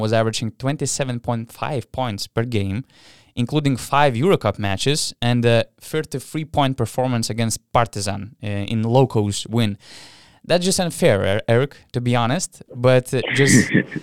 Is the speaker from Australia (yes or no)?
no; Lithuania; I am from Lithuania